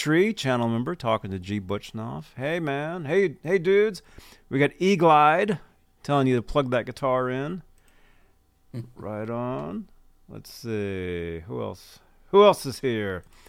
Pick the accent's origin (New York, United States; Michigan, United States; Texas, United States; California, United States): California, United States; Bay Area; I am from the Bay Area